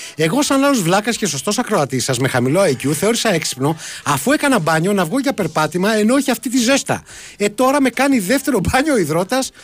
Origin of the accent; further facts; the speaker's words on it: Gaitani, Ionian Islands, Greece; στο χωριό μου, στο Γαϊτάνι